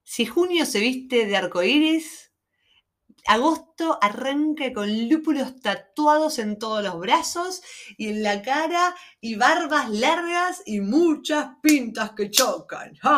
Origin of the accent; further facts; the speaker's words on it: Argentina; somos argentinas